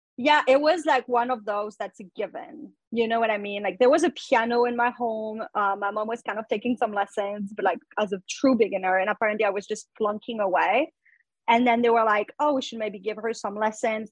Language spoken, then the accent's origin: English; France; English is a second language; moved away as an adult; now in New York, United States; I am uh, originally from France. I moved to the US when I was 20. I did not speak English.